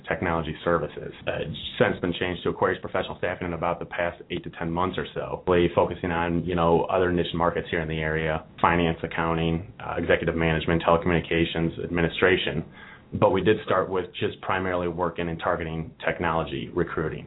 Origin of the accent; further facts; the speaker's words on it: Toledo, Ohio, United States; moved away as an adult; also born or lived in Baltimore / Washington, D.C. area; now in Cincinnati, United States; I actually came from D.C., and I'm originally from Toledo, but moved out to Baltimore, D.C. area after I graduated from Miami